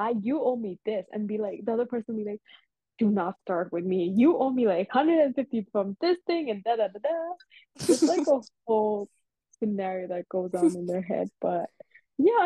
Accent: India; I am one Indian girl.

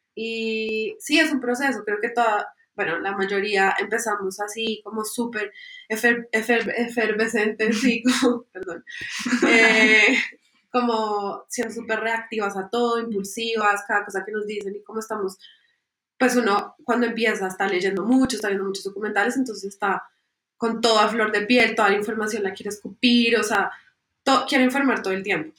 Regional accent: Colombia; nos falta mucho como colombianos

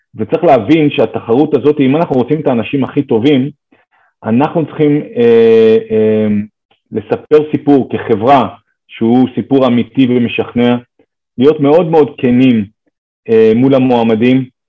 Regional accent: Israel

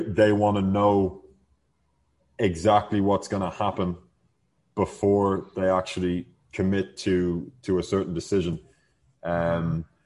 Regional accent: Ireland; now in Mexico; we're from Ireland

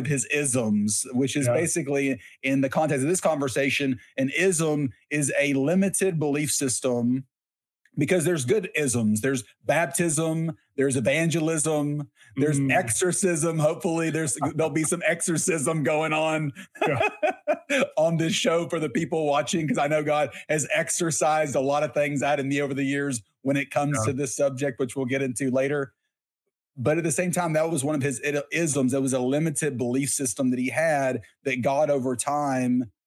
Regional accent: Texas, United States; I grew up in Texas

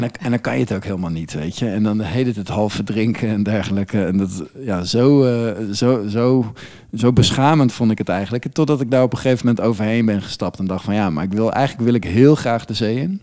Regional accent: Friesland, Netherlands; now in The Hague, Netherlands; ik kom dus oorspronkelijk uit Friesland. Er zijn een hoop meren en dergelijke. En we hadden vroeger bootjes

